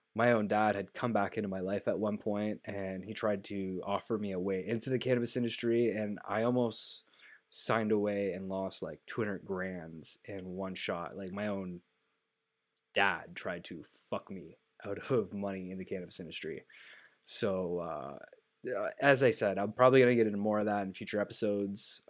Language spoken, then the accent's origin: English; Canada; as a Canadian